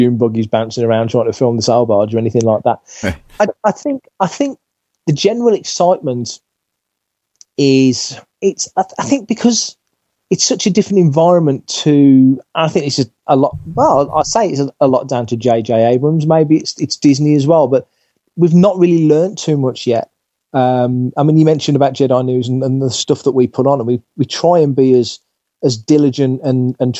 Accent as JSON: {"language": "English", "region": "England", "country": "United Kingdom", "said": "as an Englishman myself"}